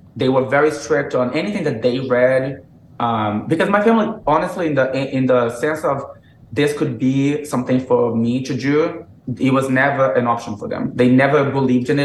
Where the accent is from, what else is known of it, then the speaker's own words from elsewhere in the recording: Brazil; English is a second language; moved away as an adult; also born or lived in Massachusetts / South Carolina; now in United States; I was born in, in Massachusetts. You know, I grew up in Brazil